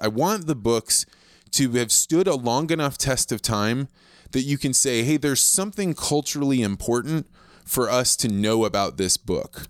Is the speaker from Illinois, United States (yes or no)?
yes; Eureka, Illinois, United States; moved away; I grew up in Eureka, Illinois.